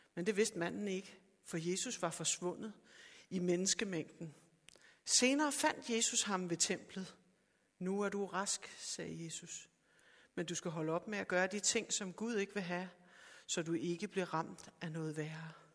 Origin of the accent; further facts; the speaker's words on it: Sorø, Zealand, Denmark; jeg er fra Sorø